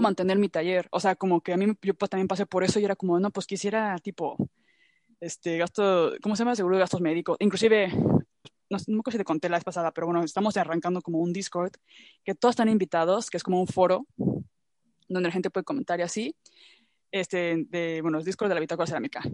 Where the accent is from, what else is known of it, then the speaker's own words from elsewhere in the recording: Mexico; now in Europe; siento que mexicanos somos muy de, ya luego veo